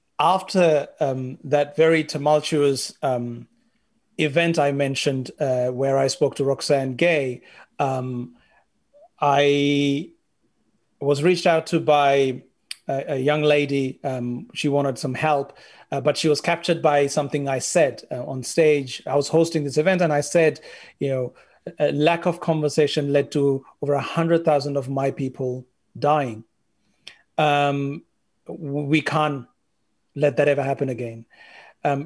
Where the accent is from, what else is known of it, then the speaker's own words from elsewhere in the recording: Sri Lanka; The majority of Sri Lankans are Sinhalese, and the largest minority are Tamil. I am from the Sinhalese majority, and it got me thinking, how many Tamil friends do I have?